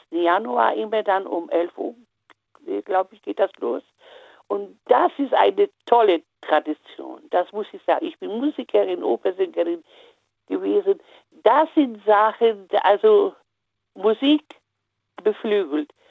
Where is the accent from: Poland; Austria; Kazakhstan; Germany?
Poland; Upper Silesia; Äh, ich komme aus Oberschlesien, also heutiger Polen.